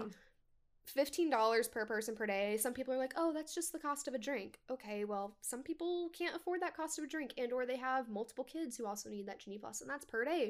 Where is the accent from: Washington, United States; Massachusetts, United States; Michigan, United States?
Washington, United States; moved away as an adult; also born or lived in Tri-Cities, Washington; now in Orlando, United States; I'm from Washington State